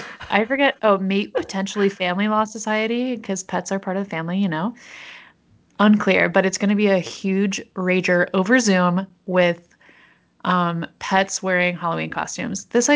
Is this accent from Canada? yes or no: yes; Canada; You don't have an accent. And you'd be like, I'm from Canada, assholes, or something like that.